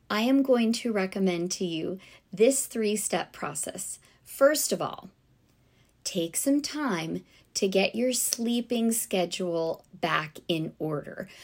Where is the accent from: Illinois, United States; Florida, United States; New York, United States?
Florida, United States; South; growing up in South Florida